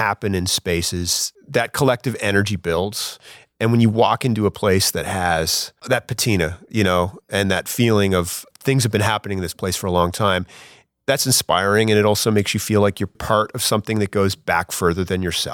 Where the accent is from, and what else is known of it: Lunenburg, Nova Scotia, Canada; also born or lived in Berwick / Halifax; now in Dartmouth, Canada